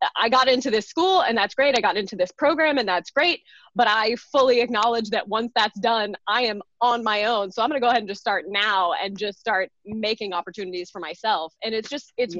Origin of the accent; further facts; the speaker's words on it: rural Texas, United States; moved away; also born or lived in Chicago; I grew up gay in Texas in the 80s and 90s, right? And I was in rural Texas